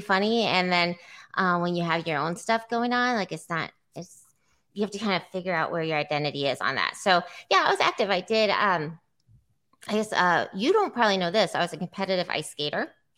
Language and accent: English; Iowa City, Iowa, United States; also born or lived in San Diego; I grew up in Iowa City